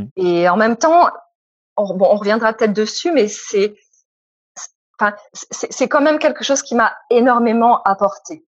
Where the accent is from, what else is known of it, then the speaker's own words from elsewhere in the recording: France; moved away as an adult; also born or lived in Hungary; je suis française ou je suis hongroise et quelle part de moi est française et quelle part de moi est hongroise